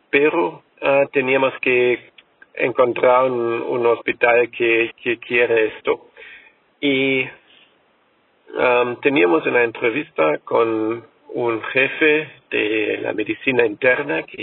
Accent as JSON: {"language": "Spanish", "country": "Germany", "second_language": "Spanish", "said": "soy alemán"}